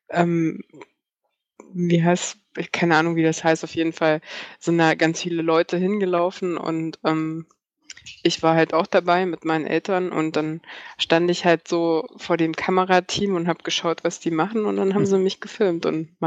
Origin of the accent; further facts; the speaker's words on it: East Germany, Germany; also ich bin ja aus dem Osten quasi, und ähm, habe, glaube ich, nur zehn Kilometer oder so von der Grenze weg gewohnt.